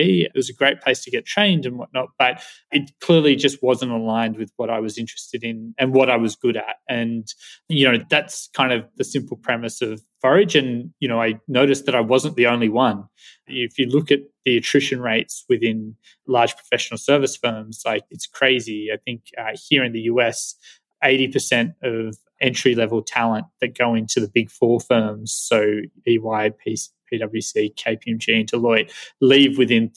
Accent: Australia; now in San Francisco, United States; I am Australian

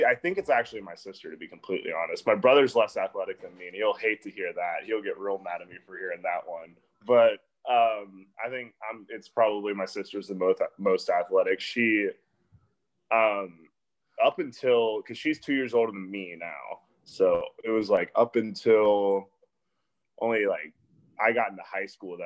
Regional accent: Orlando, Florida, United States; also born or lived in North Carolina; I was born in North Carolina, but I actually grew up in Orlando, Florida my entire life

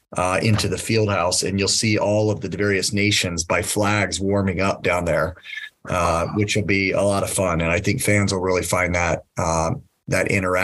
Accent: San Diego, California, United States; also born or lived in Puerto Rico / Cuba; I used to speak Spanish pretty fluently because I grew up in Puerto Rico, Cuba, and San Diego.

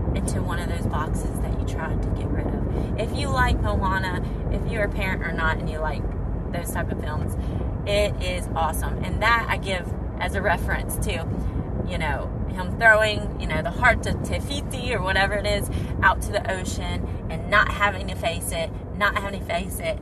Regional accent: United States; moved away as an adult; also born or lived in Saudi Arabia; I'm American

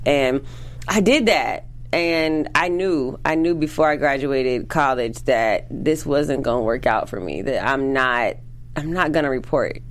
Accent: St. Petersburg, Florida, United States; moved away as an adult; now in Los Angeles, United States; St. Pete, Florida

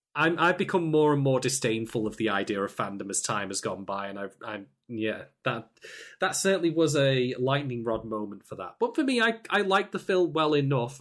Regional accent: United Kingdom; I'm from the United Kingdom

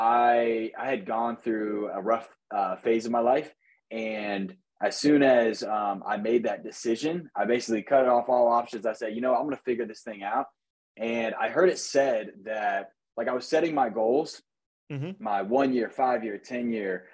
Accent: Jacksonville Beach, Florida, United States; I was born and raised in Jacksonville Beach, Florida

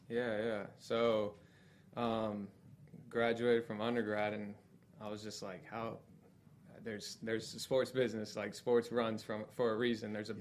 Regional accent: Florida, United States; also born or lived in North Carolina; born and raised in Florida, big family.

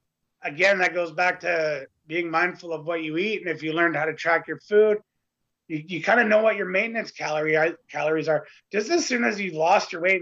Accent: Canada; the next Canadian.

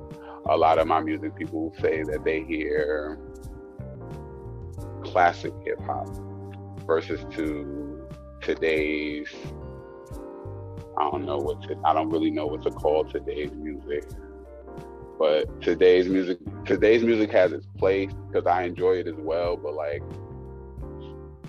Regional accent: New York City, New York, United States; I'm from the Bronx

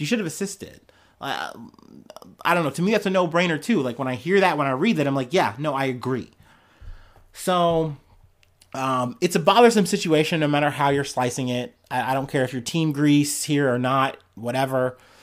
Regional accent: United States; as an American

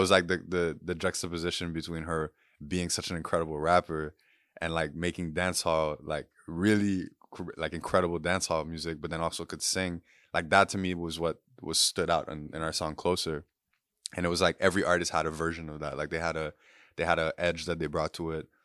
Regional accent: Port-au-Prince, Ouest, Haiti; also born or lived in Guyana; I'm from Puerto Prince, Haiti and grew up there, but my mom's Guyanese

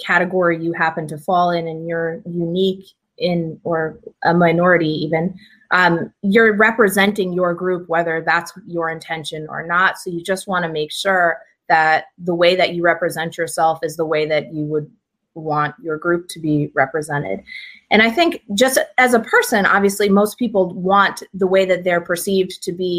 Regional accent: Watertown, Connecticut, United States; I'm from Watertown, Connecticut, which is like near central Connecticut. Grew up there

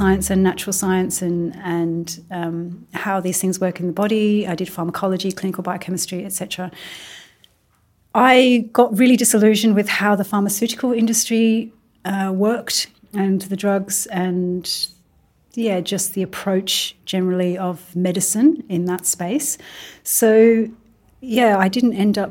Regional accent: Midlands, United Kingdom; also born or lived in Birmingham; now in Mullumbimby, Australia; I grew up in England. I grew up in the Midlands.

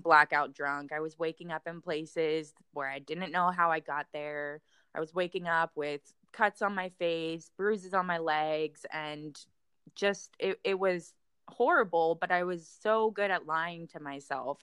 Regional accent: Florida, United States; moved away as an adult; now in Texas, United States; I was in Florida at the time

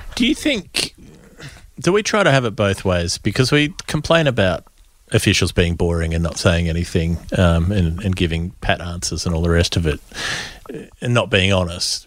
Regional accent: Queensland, Australia; as a Queenslander

